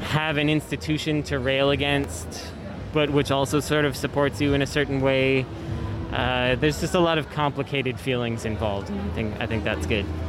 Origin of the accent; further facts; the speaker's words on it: Bay Area, California, United States; I'm born and born and raised in the Bay Area